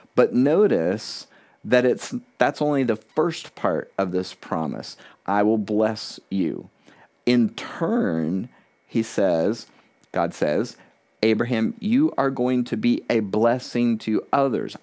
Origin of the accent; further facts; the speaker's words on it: South Florida, United States; moved away as an adult; also born or lived in Key West, Florida; now in New Hampshire, United States; I was born in Key West, Florida, the southernmost part city in the continental United States. I had grown up in South Florida